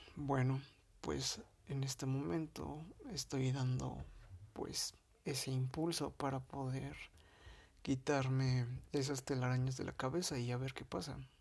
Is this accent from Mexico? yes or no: yes; Mexico City, Mexico; soy de la Ciudad de México